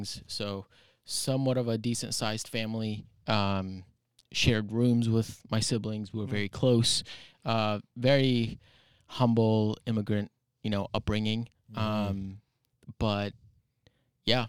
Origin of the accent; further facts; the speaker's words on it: Maple Falls, Washington, United States; also born or lived in Bellingham, Washington; Grew up here in Whatcom County. So born and raised out towards Baker, out in like around the Maple Falls area.